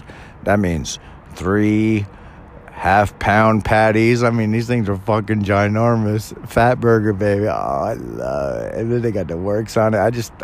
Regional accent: California, United States; born or raised there

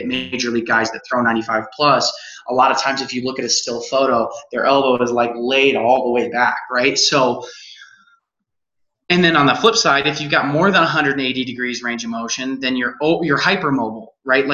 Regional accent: Colorado, United States; now in Utah, United States; I was born and raised in Colorado

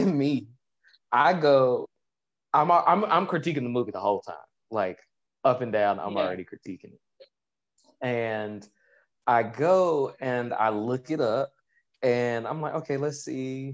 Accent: United States; being an African American male in America

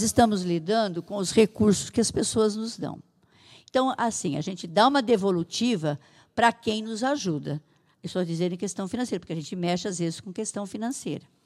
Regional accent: Santa Adélia, São Paulo, Brazil; now in Araras, Brazil; eu sou da cidade de Santa Adélia, lá perto de Catanduva

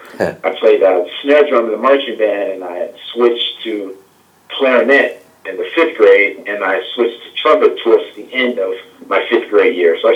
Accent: Chicago, Illinois, United States; Born and raised in Chicago, South Side, the Chatham area on the south side of Chicago, around 83rd and Vernon.

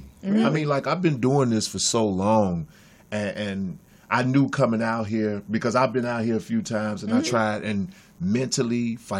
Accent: Chicago, Illinois, United States; moved away as an adult; now in Los Angeles, United States; I'm from Inglewood.

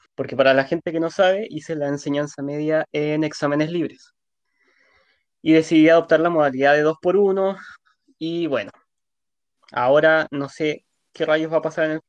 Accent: Punta Arenas, Magallanes and Chilean Antarctica, Chile; yo soy de Punta Arenas

